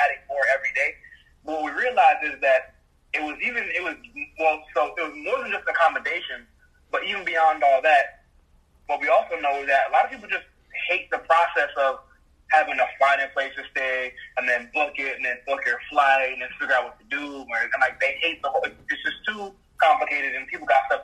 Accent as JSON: {"language": "English", "country": "Jamaica", "moved": "yes", "said": "me being Jamaican, in Jamaica, like, we are, so in Jamaica, you call your house your yard"}